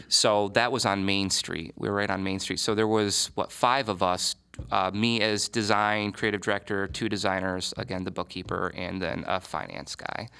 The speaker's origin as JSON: {"language": "English", "region": "Michigan", "country": "United States", "moved": "as an adult", "lives_now": "Columbus, United States", "said": "I'm from Michigan, and when I was gonna go to school in Columbus"}